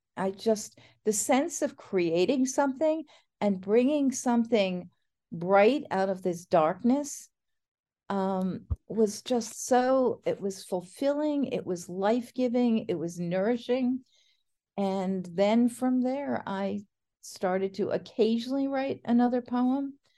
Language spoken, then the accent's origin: English; New Jersey, United States; I grew up in New Jersey outside of New York